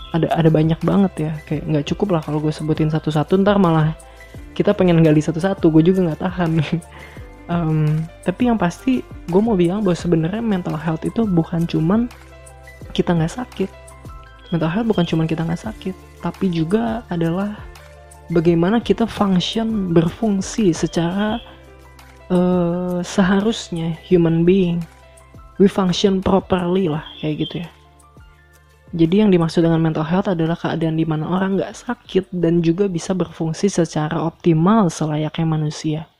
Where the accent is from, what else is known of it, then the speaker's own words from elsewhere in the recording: Bandung, West Java, Indonesia; now in Solo, Indonesia; gue datang dari Bandung gue pindah ke Solo